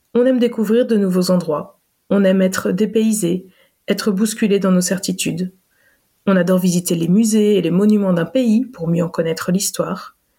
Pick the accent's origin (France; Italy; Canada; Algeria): France; moved away; also born or lived in Belgium; quand on a quitté la Belgique après 9 ans d'immigration et qu'on est rentré en France